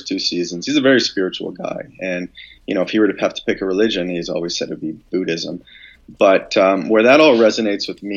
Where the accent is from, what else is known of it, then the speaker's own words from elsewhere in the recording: London, Ontario, Canada; moved away; also born or lived in Canadian Rockies; I grew up in London, Ontario. That's where our family house is.